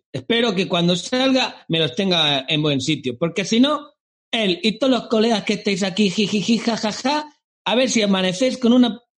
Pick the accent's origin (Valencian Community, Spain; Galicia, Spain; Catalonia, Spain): Galicia, Spain; also born or lived in Basque Country / Madrid; Vamos a ver, yo soy gallego y hablo de, Galicia a Galicia.